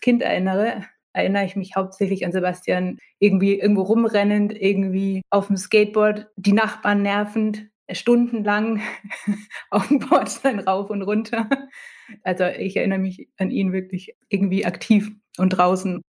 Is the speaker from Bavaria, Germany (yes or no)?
yes; Nuremberg, Bavaria, Germany; Wir sind ja in Nürnberg aufgewachsen